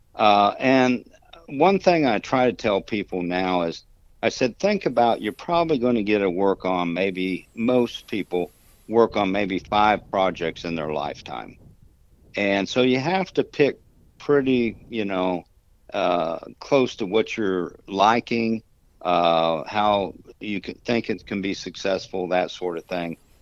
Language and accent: English; Kansas, United States; moved away as an adult; also born or lived in Dallas; I grew up in Kansas